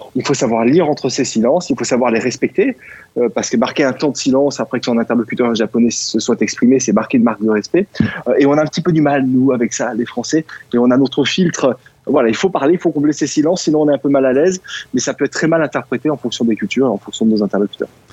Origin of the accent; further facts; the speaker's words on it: France; moved away; also born or lived in China; la, culture française que l'on porte lorsqu'on est français